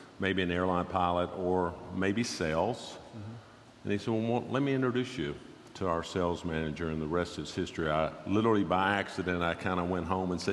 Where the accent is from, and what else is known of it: Nashville, Tennessee, United States; born or raised there; also born or lived in Dayton, Ohio